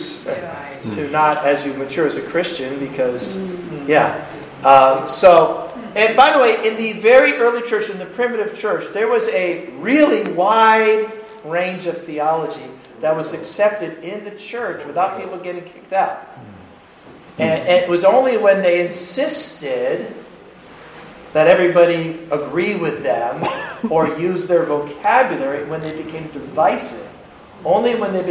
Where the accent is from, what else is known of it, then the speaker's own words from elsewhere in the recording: United States; I'm American